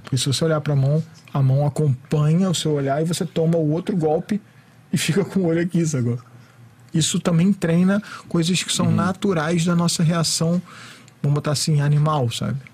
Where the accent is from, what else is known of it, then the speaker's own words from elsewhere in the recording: Rio de Janeiro, Brazil; eu também sou do Rio